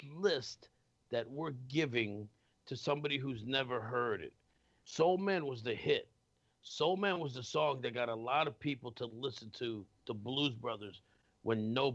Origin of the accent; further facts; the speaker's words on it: New York, United States; I'm from New York.